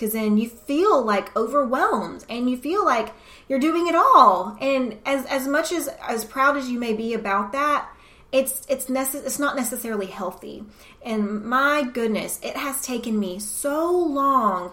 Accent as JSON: {"language": "English", "region": "the South", "country": "United States", "tie": "born or raised there", "said": "It's just the environment I was brought up in the South"}